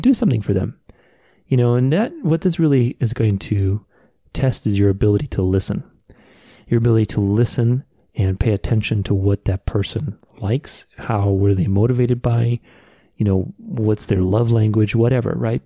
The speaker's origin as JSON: {"language": "English", "town": "Phoenix", "region": "Arizona", "country": "United States", "tie": "born or raised there", "said": "when I went to high school in my hometown here of Phoenix"}